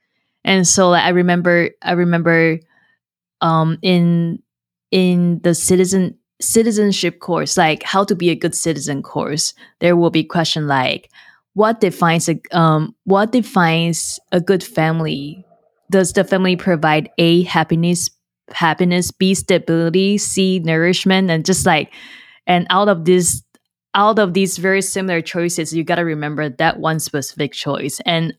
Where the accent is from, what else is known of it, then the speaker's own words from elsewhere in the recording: Taiwan; moved away as an adult; now in United States; me growing up in Taiwan